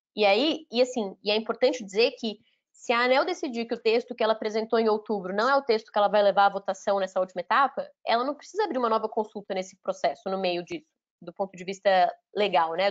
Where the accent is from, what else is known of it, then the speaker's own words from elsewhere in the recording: Minas Gerais, Brazil; also born or lived in Paraná; eu, na verdade eu nasci no Paraná, mas eu falo que eu sou mineira porque eu cresci em Minas, então eu me considero de Minas